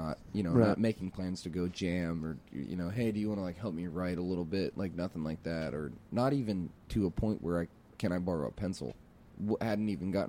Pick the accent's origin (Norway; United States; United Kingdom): United States; Horse Creek, Greenville County, Tennessee; also born or lived in Knoxville, Tennessee; I'm from Horse Creek, Greenville County